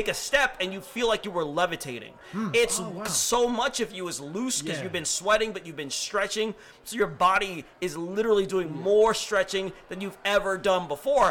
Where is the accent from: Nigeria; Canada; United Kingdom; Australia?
Nigeria; I'm West African. I'm Nigerian.